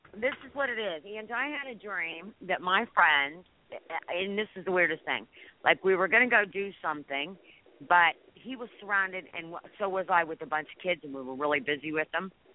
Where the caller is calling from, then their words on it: Pennsylvania, United States; I'm calling from Pennsylvania.